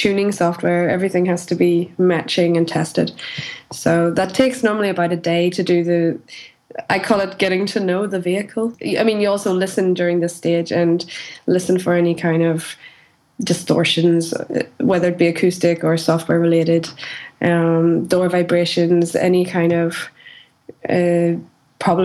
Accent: Northern Ireland, United Kingdom; moved away; I'm from Northern Ireland

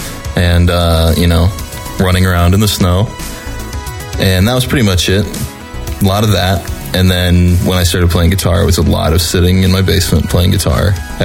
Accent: Minnesota, United States; moved away as an adult; now in Milwaukee, United States; I grew up in Minnesota, and it's like real cold and real snowy

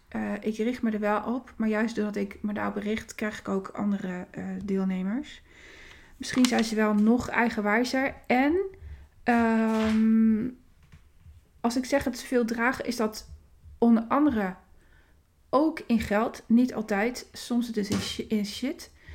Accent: Winterswijk, Gelderland, Netherlands; in het ziekenhuis in Winterswijk

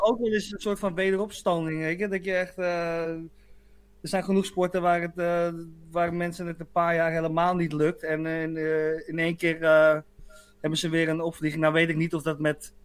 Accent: Muiden, North Holland, Netherlands; Bij ons in Muiden

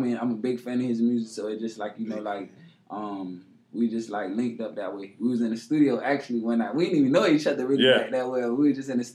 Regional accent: Miami, Florida, United States; also born or lived in Carol City, Miami; Originally, I'm from Liberty City, born and raised

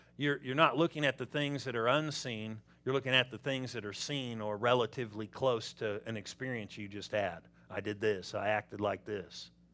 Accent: Southern California, United States; I'm from Southern California.

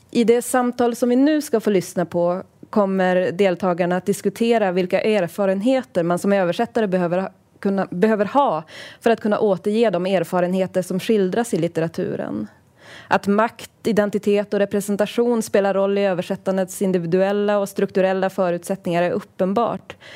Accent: Sweden; also born or lived in United States; jag är född i USA men uppvuxen i Sverige och USA

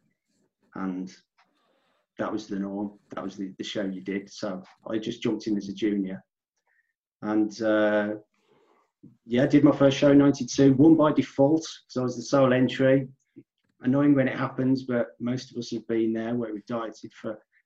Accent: Midlands, United Kingdom; I'm a natural bodybuilder from the UK, from the Midlands, you can probably tell from my accent

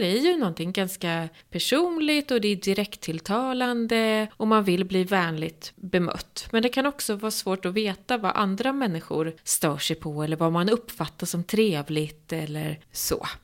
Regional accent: southern Norrland, Sweden; Jag som kommer från södra Norrland, jag är ju uppvuxen med det här

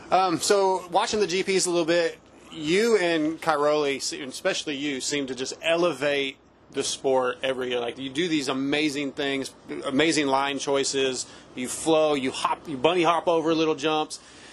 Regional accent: United States; I'm from America

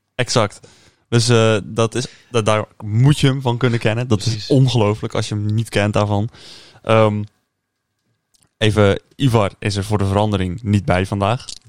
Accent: Netherlands; ik kan wel als Nederlander

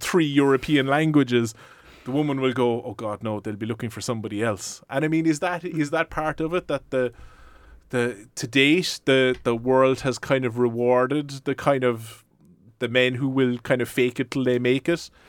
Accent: West Cork, Munster, Ireland; I'm from West Cork

